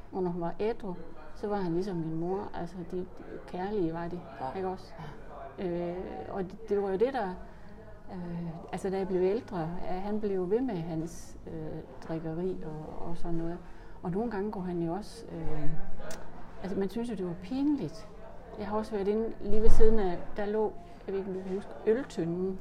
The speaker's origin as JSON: {"language": "Danish", "town": "Horsens", "region": "Central Denmark Region", "country": "Denmark", "tie": "born or raised there", "said": "jeg er født på Sønderbogade nummer 50 i Horsens."}